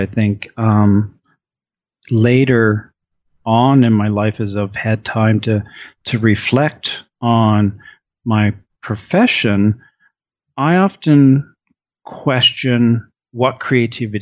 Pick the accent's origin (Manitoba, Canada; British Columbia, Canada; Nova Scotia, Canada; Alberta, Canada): Nova Scotia, Canada; Halifax; I grew up in Halifax, Nova Scotia.